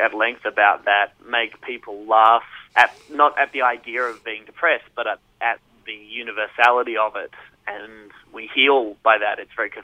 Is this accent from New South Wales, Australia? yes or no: no; Warrnambool, Victoria, Australia; a friend of mine who I grew up with in Warrnambool